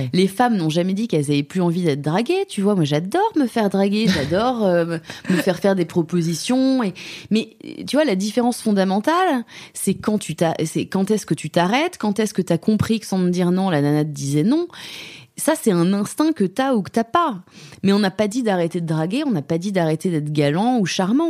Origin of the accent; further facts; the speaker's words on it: France; moved away as an adult; now in Germany; j'ai toujours ma perspective de française là-dessus. J'ai été élevée en France